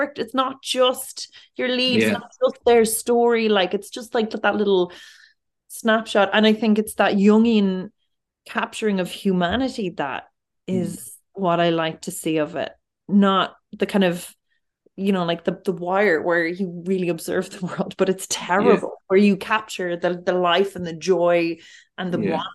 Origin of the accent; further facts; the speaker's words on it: Dublin, Leinster, Ireland; I'm from Finglas, and I would have worked in this town centre in this Super Value and Super Quinn growing up